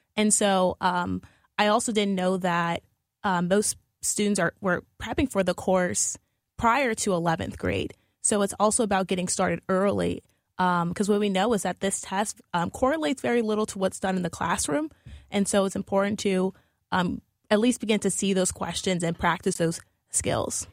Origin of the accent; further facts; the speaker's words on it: New Orleans, Louisiana, United States; moved away as an adult; now in St. Louis, United States; I'm originally from New Orleans